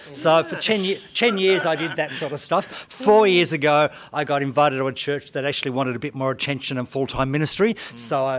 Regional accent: Hong Kong; born there; I was brought up in a Christian family. My parents actually were missionaries. I was born in Hong Kong.

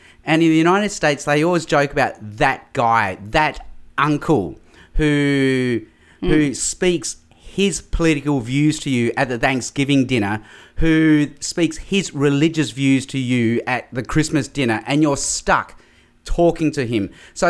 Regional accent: Australia; also born or lived in Hong Kong; I was born in Hong Kong. My parents moved to Australia when I was just 6 months old as a baby in 1967. We spent 2 years in Darwin.

